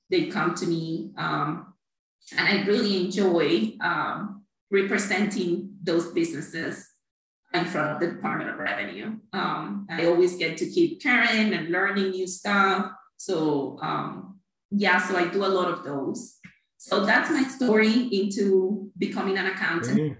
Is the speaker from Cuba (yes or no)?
yes; Cuba; moved away as an adult; also born or lived in Miami, United States; now in Naples, United States; I'm originally from Cuba